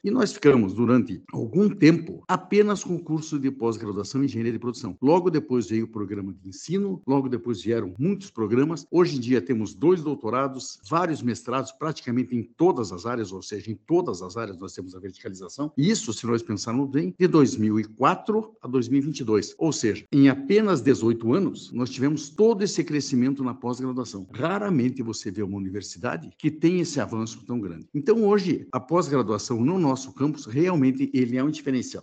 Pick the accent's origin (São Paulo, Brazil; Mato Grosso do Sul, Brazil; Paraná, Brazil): Paraná, Brazil; Apucarana; also born or lived in Pato Branco / Curitiba; now in Ponta Grossa, Brazil; Eu sou de Apucarana, sou engenheiro civil